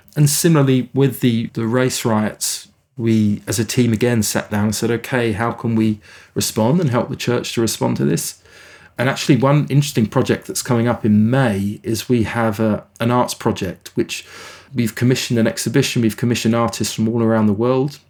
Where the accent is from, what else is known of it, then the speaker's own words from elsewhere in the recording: England, United Kingdom; moved away as an adult; also born or lived in South Africa; now in Canada; I grew up in England